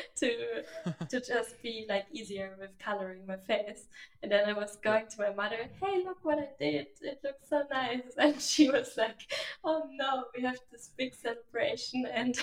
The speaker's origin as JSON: {"language": "English", "country": "Germany", "moved": "yes", "said": "I just moved back to Germany"}